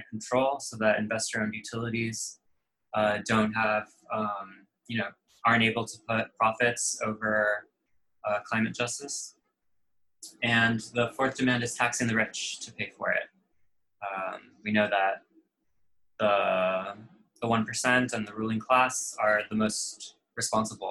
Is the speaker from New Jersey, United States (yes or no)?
no; South Florida, United States; now in Brooklyn, United States; I grew up in Florida. I live in Brooklyn now